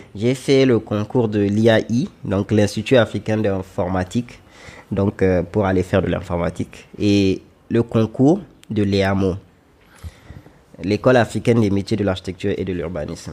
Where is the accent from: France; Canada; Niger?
Niger; also born or lived in Lomé, Togo; je suis nigérien, j'ai 29 ans et je suis architecte